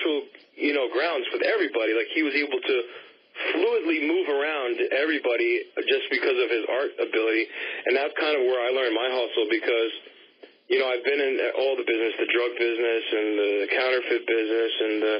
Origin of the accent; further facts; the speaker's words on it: New York City, New York, United States; I grew up on the Upper West Side, and I kind of grew up in between the Upper East Side and the Upper West Side and the Bronx